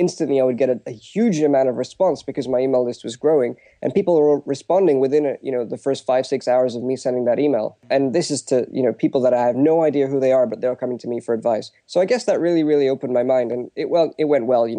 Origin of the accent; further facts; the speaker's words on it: United Kingdom; my background is that I'm Indian, but I'm born and brought up in the UK.